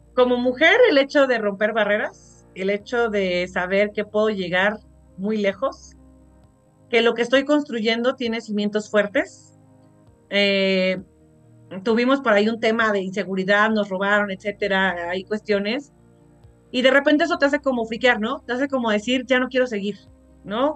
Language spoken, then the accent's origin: Spanish; Mexico; Somos muy, muy mexicanos